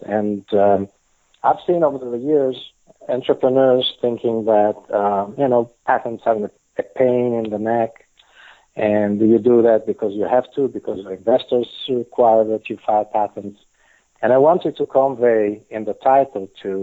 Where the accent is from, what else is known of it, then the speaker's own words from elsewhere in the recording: Italy; first language Italian; English is a second language; now in Israel; I was born and raised in Italy